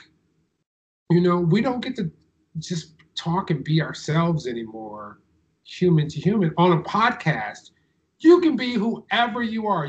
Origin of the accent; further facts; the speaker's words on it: Detroit, Michigan, United States; I grew up in Detroit